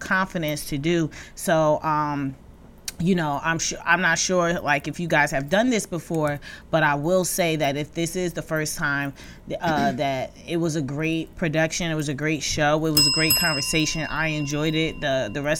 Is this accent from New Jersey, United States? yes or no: yes; Jersey City, New Jersey, United States; I'm from Jersey City.